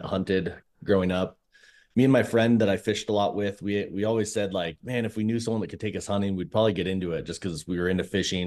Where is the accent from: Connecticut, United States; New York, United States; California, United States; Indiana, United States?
California, United States; San Diego; moved away; I grew up in San Diego